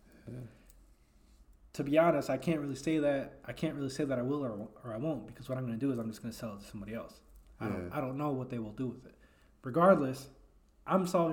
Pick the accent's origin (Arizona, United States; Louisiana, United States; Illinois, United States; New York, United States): Illinois, United States; Elgin; I'm from Elgin. I was born and raised in Elgin